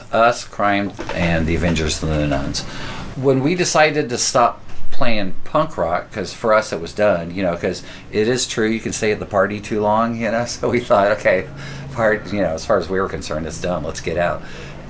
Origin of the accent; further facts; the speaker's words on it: Carlsbad, California, United States; moved away; also born or lived in San Francisco; San Diego, because we're from Carlsbad.